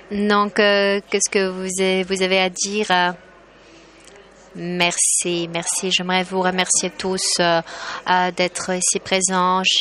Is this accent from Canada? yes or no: no; Poland; French is a second language; Chez nous en Pologne, nous publions à peu près 40 euh, livres par jour